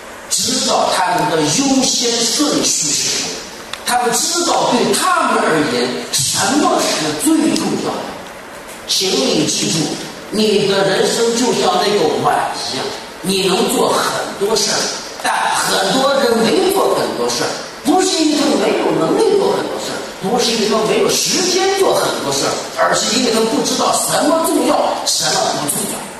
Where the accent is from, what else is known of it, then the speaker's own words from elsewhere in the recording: Shandong, China; 这段话不是说他说张掖来很远，我从山东来的不远，不是路程问题。